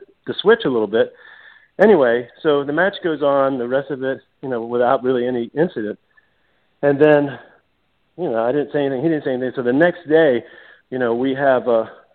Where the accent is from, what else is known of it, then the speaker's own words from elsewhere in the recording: United States; I'm an American kid over there